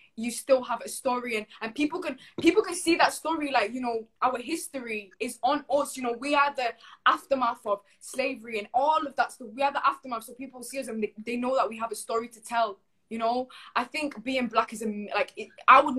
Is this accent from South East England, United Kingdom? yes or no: no; Manchester, North West England, United Kingdom; I'm still growing up in Manchester